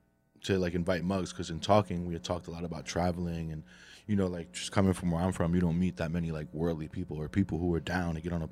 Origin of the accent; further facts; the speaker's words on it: New Jersey, United States; also born or lived in Colombia; Yeah, I was born in Jersey.